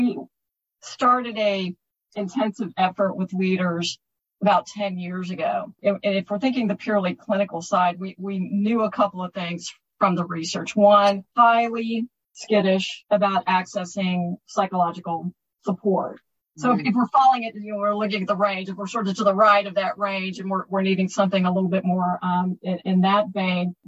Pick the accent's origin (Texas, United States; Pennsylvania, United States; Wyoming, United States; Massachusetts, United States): Texas, United States; I'm a Texan